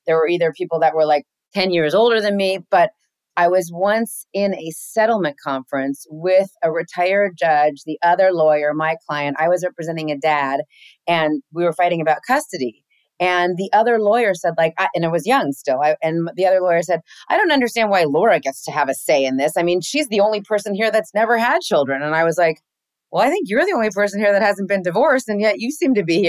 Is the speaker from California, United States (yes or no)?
yes; Los Angeles, California, United States; first language English; I'm from here. My folks are from here